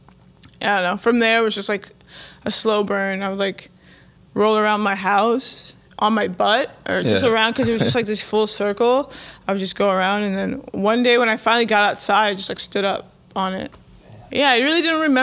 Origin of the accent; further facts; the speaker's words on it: Palm Beach County, Florida, United States; moved away as an adult; also born or lived in Miami, Florida; now in New York, United States; I was born in Miami, Florida, and then my family moved to Palm Beach County, like a little bit more north when I was 4.